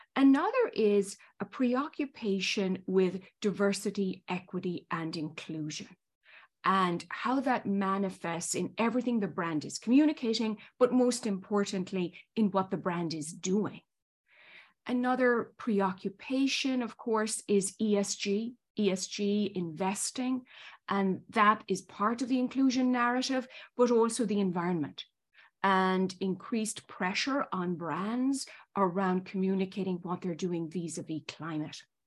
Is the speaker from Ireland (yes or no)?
yes; Ireland; moved away as an adult; also born or lived in Northern Ireland / Spain; now in New York, United States; as the accent probably still betrays, I was born and raised in Ireland, went to school in Ireland, Northern Ireland and Southern Ireland